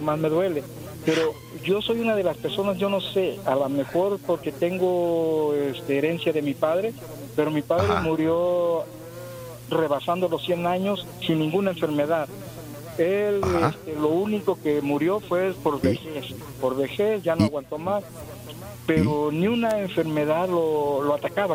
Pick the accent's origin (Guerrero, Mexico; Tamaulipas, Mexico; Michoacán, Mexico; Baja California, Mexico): Guerrero, Mexico; Coyuca de Benítez; Yo soy de Coyuca de Benítez Guerrero